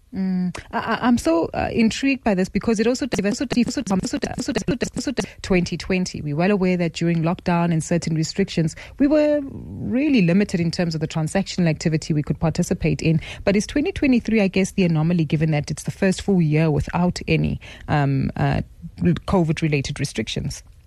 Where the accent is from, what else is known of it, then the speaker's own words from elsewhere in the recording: South Africa; as South African consumers